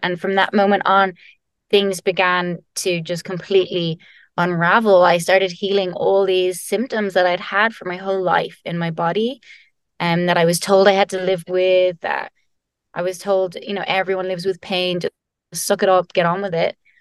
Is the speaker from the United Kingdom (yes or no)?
no; Ireland; I'm Irish